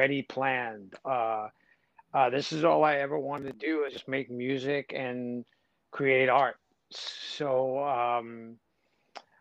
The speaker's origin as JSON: {"language": "English", "town": "New York City", "region": "New York", "country": "United States", "said": "here I am from the Bronx"}